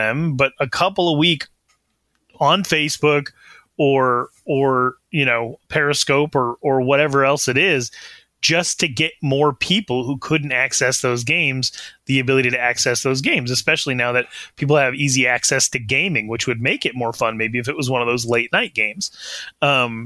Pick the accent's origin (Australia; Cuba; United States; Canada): United States; Wyoming; I'm from Wyoming.